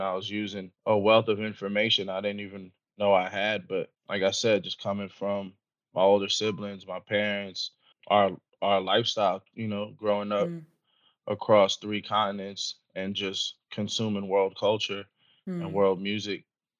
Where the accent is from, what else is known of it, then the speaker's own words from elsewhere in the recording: New York, United States; Stop being such a New Yorker.